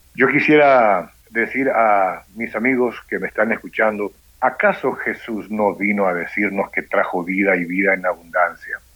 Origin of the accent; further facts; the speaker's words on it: Asunción, Paraguay; yo soy de Asunción, Paraguay, soy hijo de un paraguayo y una italiana